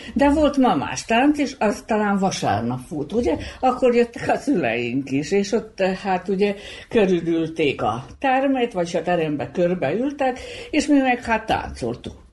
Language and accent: Hungarian; Bački Monoštor, Vojvodina, Serbia; Kupuszinán jártunk iskolába